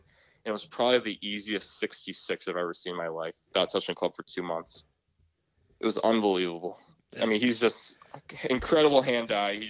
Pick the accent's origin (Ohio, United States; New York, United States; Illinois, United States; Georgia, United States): New York, United States; Rochester; I was like, Rochester, New York.